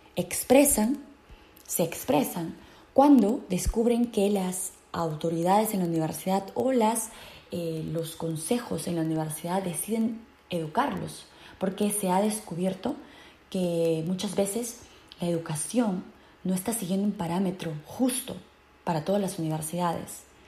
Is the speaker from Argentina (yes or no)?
no; Peru; now in United States; en mi patria en mi país natal, Perú